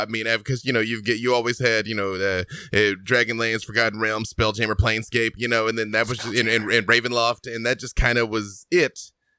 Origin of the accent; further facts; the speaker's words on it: Arkansas, United States; The hat works for me. I'm from Arkansas.